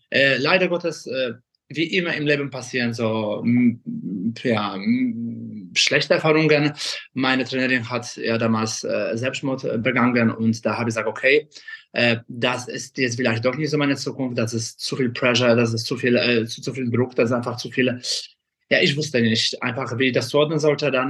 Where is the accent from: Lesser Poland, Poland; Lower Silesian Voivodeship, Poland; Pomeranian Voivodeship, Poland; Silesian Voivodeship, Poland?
Lesser Poland, Poland; Kraków; moved away as an adult; now in Germany; ich komme ursprünglich aus Krakau, bin äh, in Polen geboren. Mit 20 bin ich nach Deutschland ausgereist.